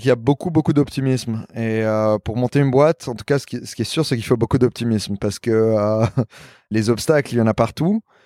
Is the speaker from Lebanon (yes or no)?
yes; Lebanon; also born or lived in New York, United States / Paris, France; now in Miami, United States; je suis libanais